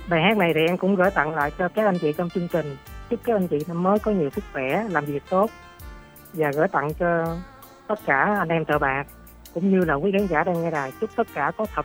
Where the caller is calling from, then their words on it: Châu Thành, Tiền Giang, Vietnam; ở Châu Thành Tiền Giang nè anh chị